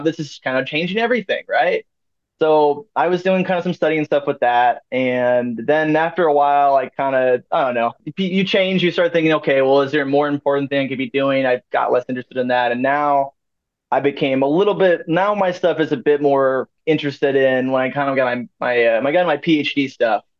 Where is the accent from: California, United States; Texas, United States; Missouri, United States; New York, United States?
Missouri, United States; St. Louis; moved away as an adult; also born or lived in Ohio; now in Maryville, United States; I was like from St. Louis